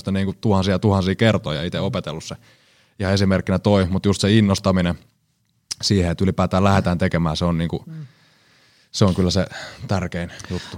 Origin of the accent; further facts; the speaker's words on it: Seinäjoki, South Ostrobothnia, Finland; also born or lived in Kuortane / Alavus / Härmä; Itsehän olen Seinäjoelta.